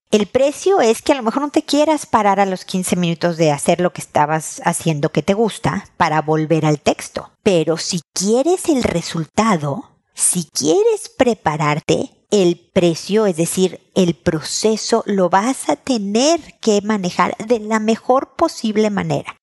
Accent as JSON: {"language": "Spanish", "country": "Mexico", "moved": "yes", "lives_now": "Chile", "said": "En mi tierra sería queso manchego"}